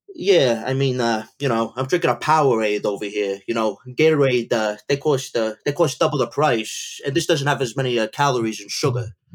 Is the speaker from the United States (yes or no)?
yes; New Jersey, United States; I'm from Jersey, but you know, I'm in New York a lot. I'm in North Jersey too